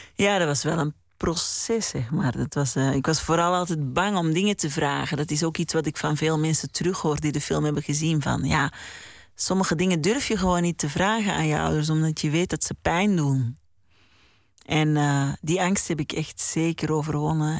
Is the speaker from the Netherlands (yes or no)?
no; Mortsel, Flanders, Belgium; in Mortsel, in de Oude God, waar ik ben opgegroeid